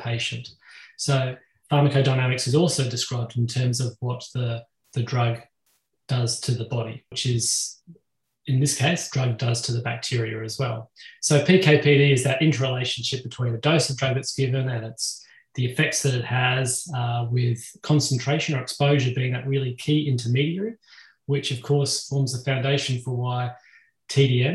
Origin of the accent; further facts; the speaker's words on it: Australia; I'm obviously from Australia